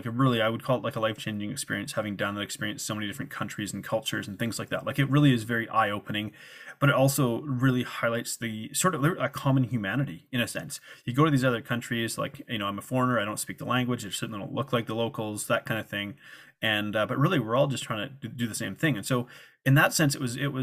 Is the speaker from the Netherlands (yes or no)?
no; Canada; moved away as an adult; also born or lived in Guadalajara, Mexico / South Africa; I'm from Canada and it's part of North America